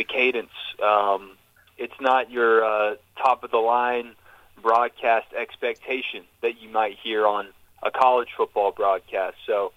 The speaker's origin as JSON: {"language": "English", "region": "Georgia", "country": "United States", "tie": "born or raised there", "said": "growing up in Georgia"}